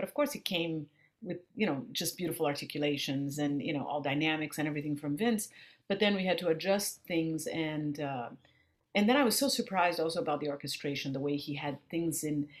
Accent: Brazil; accent: Brazilian; But Brazil is something that it's in my skin tone, it's in my accent, it's in my, you know, the rhythm, that the and the harmonic language that I speak.

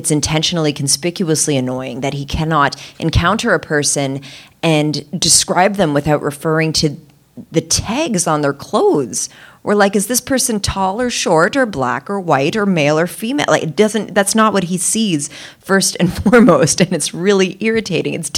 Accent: Canada; I'm Canadian

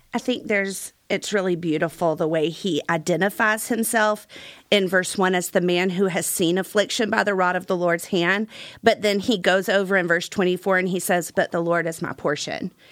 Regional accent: Gulf Coast, United States; when I was a kid, I grew up on the Gulf Coast.

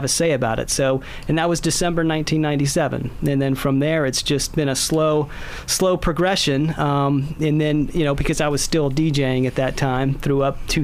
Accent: Seminole, Florida, United States; also born or lived in Pensacola, Florida / Gainesville, Florida; now in Indian Shores, United States; I'm a Floridian

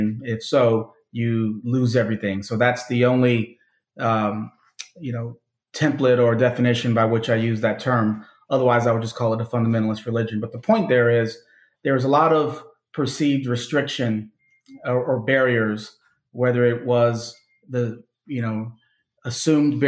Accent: Chicago, Illinois, United States; I was born and raised in Chicago, south suburbs, well, south side of the city, and then the suburbs

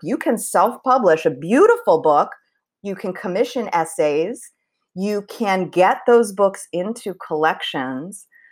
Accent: Philadelphia, Pennsylvania, United States; moved away as an adult; also born or lived in Chicago / San Francisco / Washington, D.C. / Bloomington, Indiana; I was born in Chicago, and then we moved to the Philadelphia area when I was around two, so I did grow up in the Philly area.

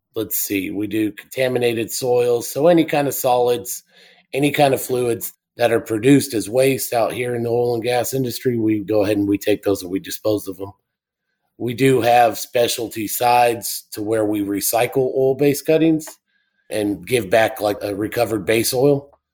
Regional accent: El Paso, Texas, United States; also born or lived in Delaware Basin; I am originally from El Paso, Texas. Grew up there

